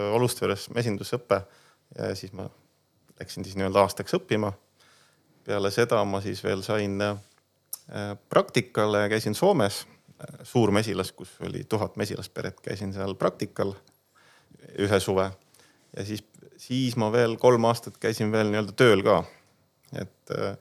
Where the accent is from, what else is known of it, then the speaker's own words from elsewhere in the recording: Põltsamaa, Jõgeva County, Estonia; me tegelikult oleme ise Põltsamaalt pärit, küll tegelikult linnalapsed